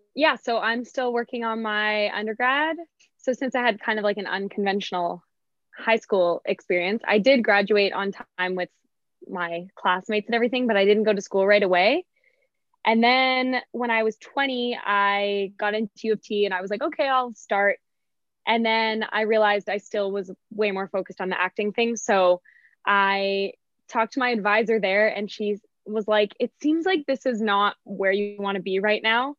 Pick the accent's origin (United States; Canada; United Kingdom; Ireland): Canada; as a Canadian to be out